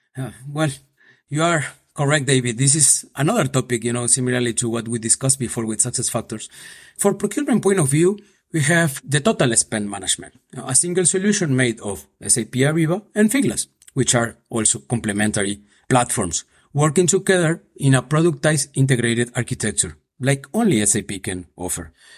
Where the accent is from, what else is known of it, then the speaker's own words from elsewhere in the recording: Buenos Aires, Argentina; moved away as an adult; also born or lived in Paraguay / Mexico City, Mexico; now in Madrid, Spain; I was born in Paraguay, and when I s, I was just a baby, my parents moved to Argentina, so I grew up there in Buenos Aires.